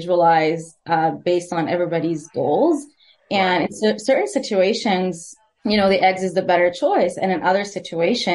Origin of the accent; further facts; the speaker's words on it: Edmonton, Alberta, Canada; I'm from Edmonton, Alberta